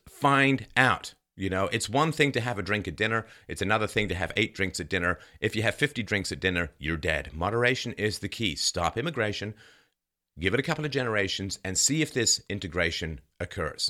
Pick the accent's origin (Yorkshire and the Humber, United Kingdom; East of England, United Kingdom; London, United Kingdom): London, United Kingdom; moved away; I, half Irish, half German, and I grew up in London